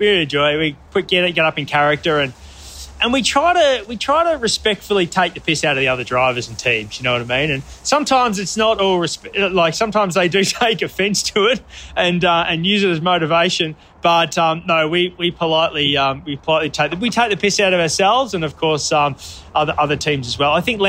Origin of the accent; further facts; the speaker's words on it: Australia; Because of the Red Bull connection, and I'm Australian, of course I want the underdog to get up and win, you know.